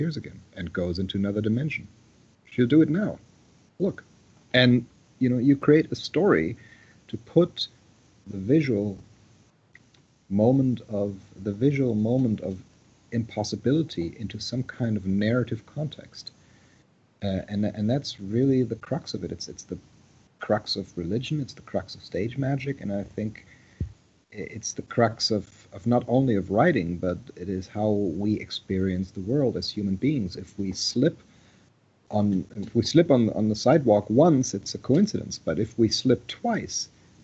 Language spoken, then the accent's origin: English; Saarbrücken, Saarland, Germany; moved away as an adult; now in United States; I was born in Saarbrücken, a small town, a small German town on the French border. So I was born and raised in Germany until I lived there until I was about 20 before I came to the United States